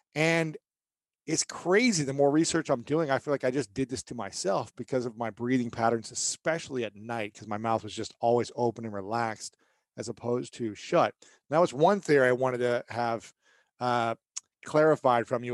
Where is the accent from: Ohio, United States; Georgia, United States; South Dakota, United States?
Ohio, United States; I'm from Ohio